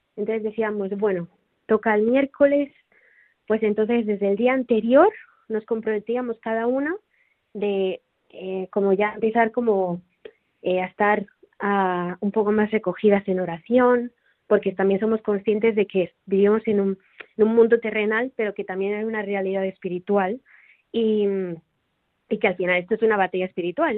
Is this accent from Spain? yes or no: yes; Tarragona, Catalonia, Spain; also born or lived in Rotterdam, Netherlands; now in Barcelona, Spain; en Tarragona de donde soy